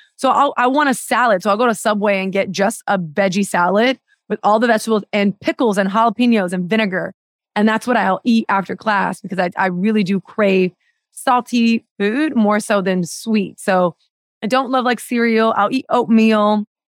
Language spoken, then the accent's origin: English; Miami, Florida, United States; I grew up in Miami and it's very much a, a Spanish, Spanish-speaking city and town